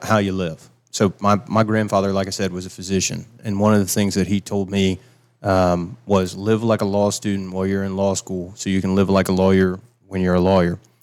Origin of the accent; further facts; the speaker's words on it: Travelers Rest, South Carolina, United States; moved away as an adult; also born or lived in Charleston, South Carolina; now in Seneca, United States; I was raised in Traveler's Rest